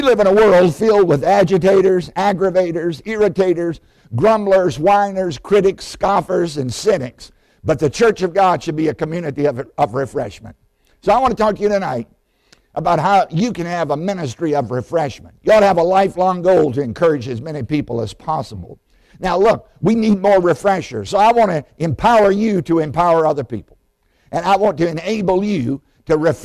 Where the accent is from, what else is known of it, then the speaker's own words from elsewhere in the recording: Southside, Virginia, United States; I grew up in Southside, Virginia.